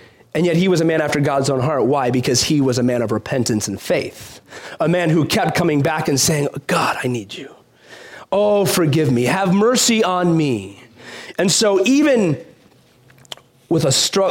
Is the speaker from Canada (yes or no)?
no; Chicago, Illinois, United States; growing up in Chicago